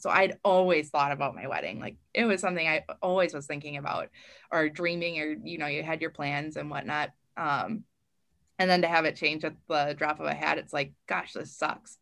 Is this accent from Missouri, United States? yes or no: no; northern Wisconsin, United States; I was a, a regional reporter, kind of had the northern Wisconsin area um, down past my hometown